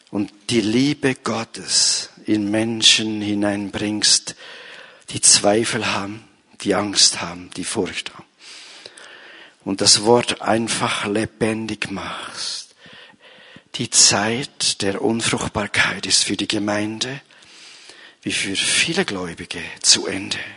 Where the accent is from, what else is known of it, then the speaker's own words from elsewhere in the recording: Bern, Switzerland; Ich schaffe es nie, ich bin ein Berner.